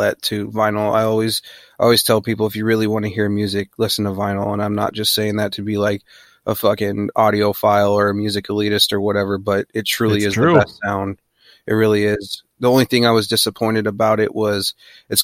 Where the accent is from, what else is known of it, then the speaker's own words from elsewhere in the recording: Denver, Colorado, United States; now in Seattle, United States; I'm from Denver, I was born and raised